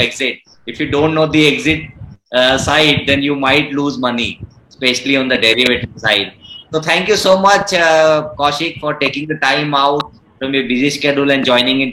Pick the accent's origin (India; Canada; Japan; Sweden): India; Pune, Maharashtra; I am from Pune